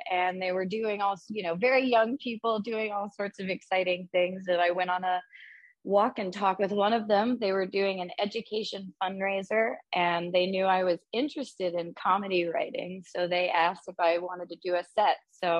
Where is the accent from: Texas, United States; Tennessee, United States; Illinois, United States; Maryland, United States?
Texas, United States; Austin; now in New York City, United States; Yeah, I'm originally from, I grew up around Austin, Texas, but I was born in oil country up in North Texas, but always a very small town. I went to college in Austin and decided to move to New York City.